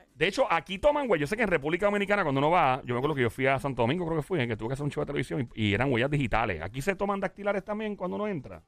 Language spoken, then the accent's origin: Spanish; Caguas, Puerto Rico; yo soy de Cagua, mucha honra. El Valle el Turabo